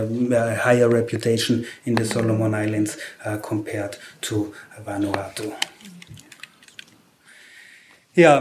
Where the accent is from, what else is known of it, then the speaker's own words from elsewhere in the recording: Austria; I'm from Austria